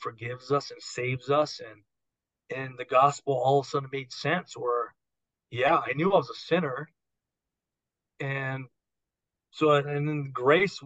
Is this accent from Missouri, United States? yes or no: no; Arcadia, California, United States; also born or lived in Los Angeles, United States / Monterey Park, United States / Seattle, United States; I could walk to Rio Hondo Prep from where I grew up.